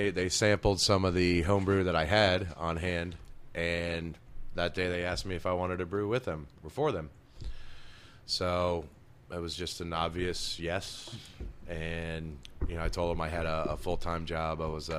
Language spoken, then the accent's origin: English; Connecticut, United States; moved away; I came from Connecticut and I moved down here in 98, 99, somewhere around there.